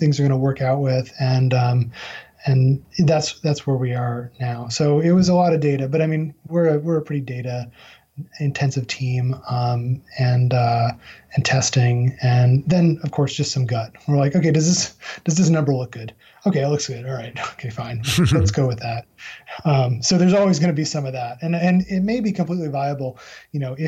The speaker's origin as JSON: {"language": "English", "town": "Albany", "region": "New York", "country": "United States", "tie": "born or raised there", "moved": "yes", "lives_now": "North Carolina, United States", "said": "my hometown of Albany, New York"}